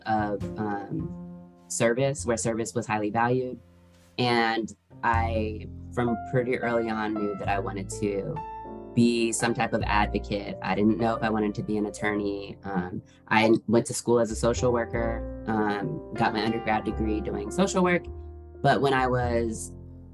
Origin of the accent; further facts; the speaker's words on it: Seattle, Washington, United States; moved away as an adult; now in Atlanta, United States; I live in Atlanta. I'm from Seattle, Washington.